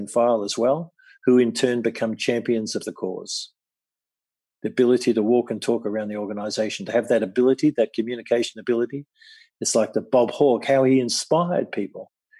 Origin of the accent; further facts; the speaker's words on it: Australia; being an Australian